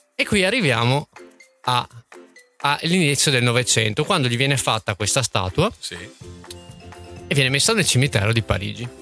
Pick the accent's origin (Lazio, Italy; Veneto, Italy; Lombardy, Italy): Veneto, Italy; Verona; a noi da veronesi